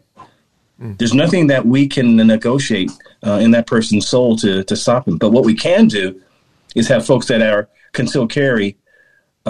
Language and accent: English; California, United States; I'm born and raised in California